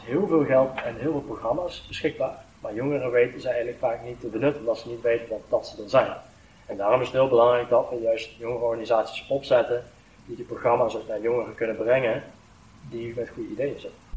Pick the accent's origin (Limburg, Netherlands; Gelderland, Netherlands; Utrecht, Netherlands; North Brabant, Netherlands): Limburg, Netherlands; Venlo; ik voel me net zoveel als een Veulenaar, als een Limburger, als een Nederlander